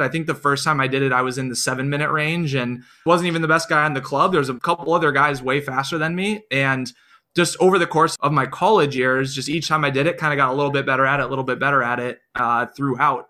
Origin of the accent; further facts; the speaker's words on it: Iowa, United States; I grew up in Iowa, only child, with my parents